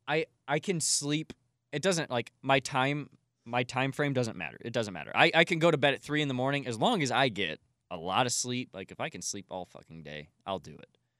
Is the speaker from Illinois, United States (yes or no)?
yes; Collinsville, Illinois, United States; across the street in my hometown on Main Street in Collinsville, Illinois